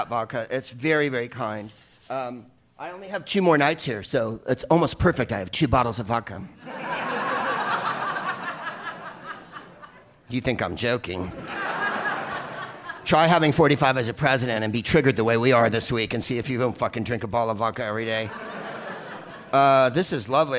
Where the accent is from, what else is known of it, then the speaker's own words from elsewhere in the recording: San Francisco, California, United States; accent: San Francisco accent; also born or lived in San Carlos; I'm from San Francisco, and we say it that way